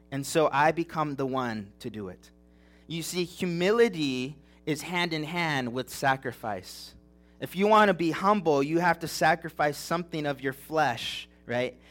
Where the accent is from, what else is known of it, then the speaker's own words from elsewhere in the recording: Big Bear Mountains, California, United States; moved away; I grew up in the Big Bear Mountains in California